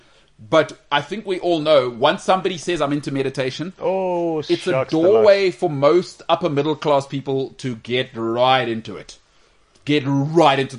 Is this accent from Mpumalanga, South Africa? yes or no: yes; Witbank, Mpumalanga, South Africa; I was born in Witbank